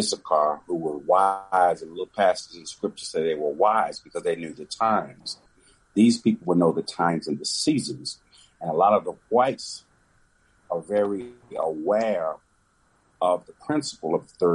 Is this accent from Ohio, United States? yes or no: no; Texas, United States; I'm from Texas